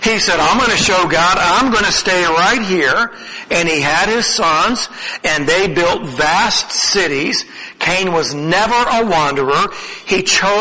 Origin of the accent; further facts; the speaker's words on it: United States; first language English